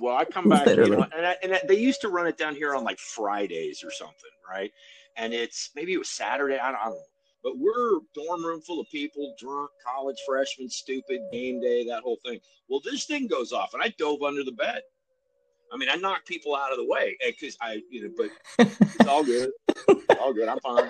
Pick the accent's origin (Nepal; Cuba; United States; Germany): Germany; I grew up in Germany, and that is the same sound as the air raid sirens.